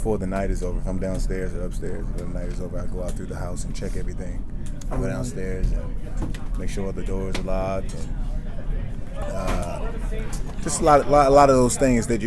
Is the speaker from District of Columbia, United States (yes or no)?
yes; Washington, District of Columbia, United States; moved away; I grew up in Northwest D.C.